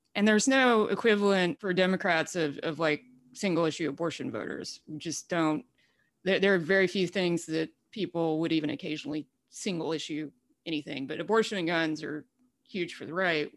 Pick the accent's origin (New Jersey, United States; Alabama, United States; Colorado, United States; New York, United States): Alabama, United States; rural; born or raised there; accent: deep accent; moved away as an adult; also born or lived in Durham, North Carolina